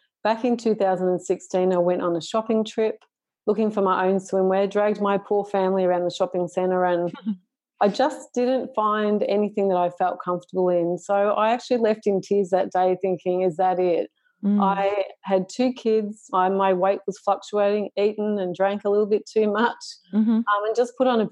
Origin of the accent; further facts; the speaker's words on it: Shepparton, Victoria, Australia; I was born in Shepparton in regional Victoria